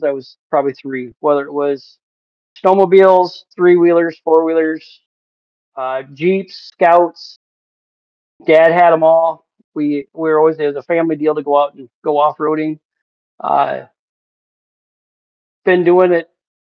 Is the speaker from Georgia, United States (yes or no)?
no; Manchester, Iowa, United States; I'm from Manchester, Iowa